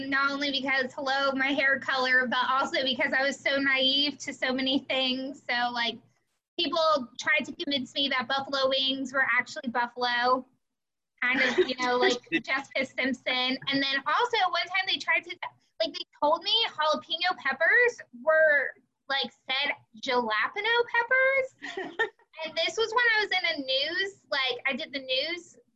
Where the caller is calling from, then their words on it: Fort Lauderdale, Florida, United States; I'm calling you from Fort Lauderdale.